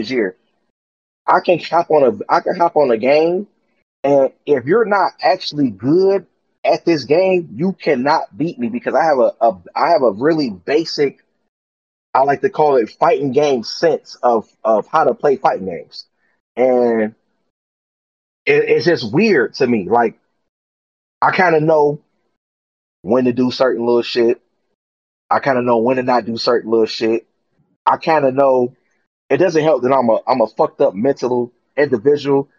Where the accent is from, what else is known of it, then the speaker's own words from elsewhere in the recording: Detroit, Michigan, United States; I'm from Detroit